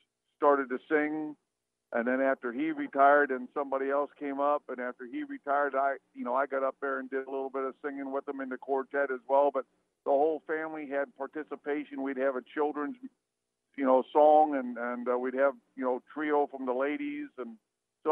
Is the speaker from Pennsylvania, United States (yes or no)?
yes; Mount Holly Springs, Pennsylvania, United States; I grew up in a little town called Mount Holly Springs, Pennsylvania